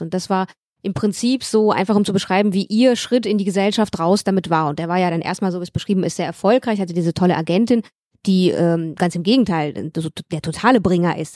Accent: Moldova; moved away; wie viel komme ich denn aus Moldawien?

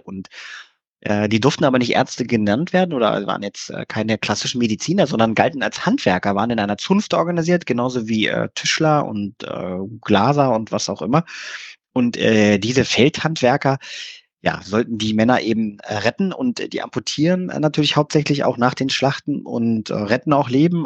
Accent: Germany; Wir Deutschen

